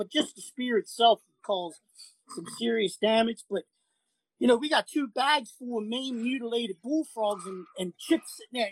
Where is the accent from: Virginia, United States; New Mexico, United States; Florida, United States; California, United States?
Virginia, United States; also born or lived in St. Bernard Parish, Louisiana; I'm from Virginia